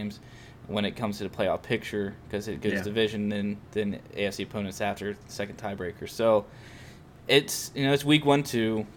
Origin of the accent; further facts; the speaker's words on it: West Virginia, United States; moved away; I'm from West Virginia originally